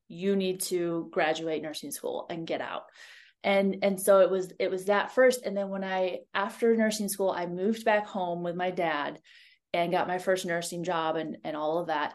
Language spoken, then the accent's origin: English; Ohio, United States; moved away as an adult; also born or lived in Montana; I grew up in Ohio, like flat Ohio